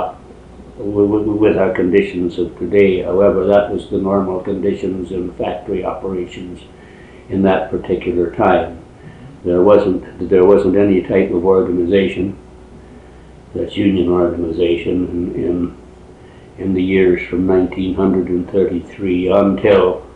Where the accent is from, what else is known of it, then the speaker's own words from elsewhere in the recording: Peterborough, Ontario, Canada; I was born in Peterborough, Ontario on the 18th of August, 1909.